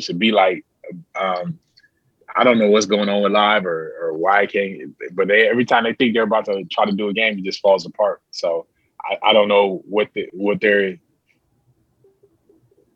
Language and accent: English; Detroit, Michigan, United States; I'm from Detroit